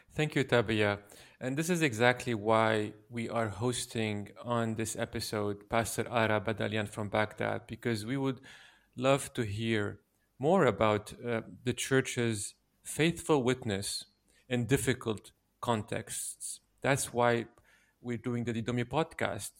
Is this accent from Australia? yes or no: no; Lebanon; I come from Lebanon.